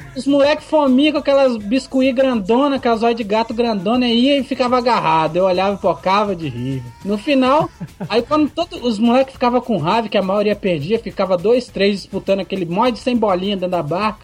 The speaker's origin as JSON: {"language": "Portuguese", "town": "Vitória", "region": "Espírito Santo", "country": "Brazil", "said": "sou do Espírito Santo, Vitória"}